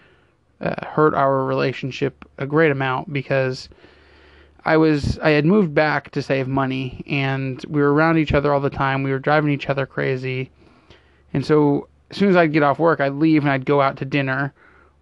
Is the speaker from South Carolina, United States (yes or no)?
no; Fremont, California, United States; born or raised there; also born or lived in Pleasanton, California